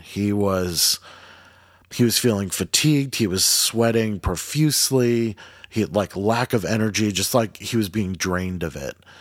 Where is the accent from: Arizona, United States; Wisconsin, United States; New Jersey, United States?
New Jersey, United States; Jackson; growing up in Jackson too, like, we have a lot of, um, we're right by, uh, the Monmouth Battle, Battleground